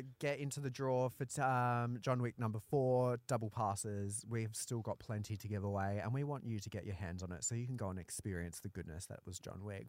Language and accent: English; Australia; I'm a Aussie battler